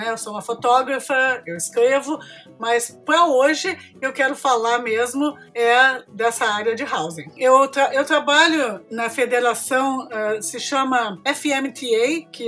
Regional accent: Brazil; moved away as an adult; now in Toronto, Canada; Quando eu era jovem no Brasil

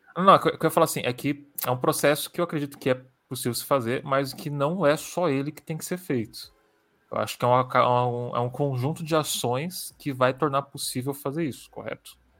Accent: São Paulo, Brazil; também sou de São Paulo, então é, desde que eu nasci

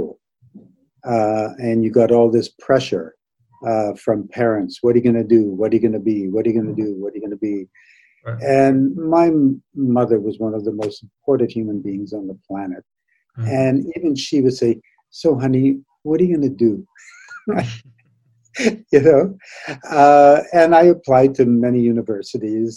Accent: Toronto, Ontario, Canada; also born or lived in Saskatoon, Saskatchewan; Moved to Toronto when I was 7

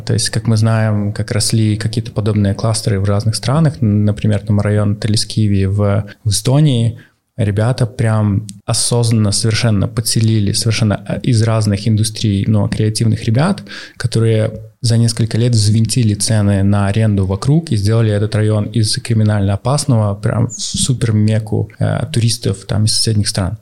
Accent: Belarus; also born or lived in Minsk; я как белорус, живущий, э, в Минске и собираюсь жить в Минске

